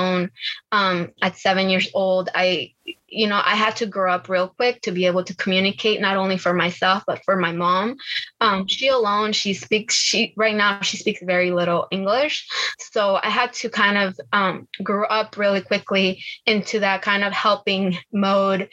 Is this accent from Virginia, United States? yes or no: yes; Virginia, United States; English is a second language; also born or lived in Bolivia; I was born in Bolivia. I came here when I was like seven years old to Virginia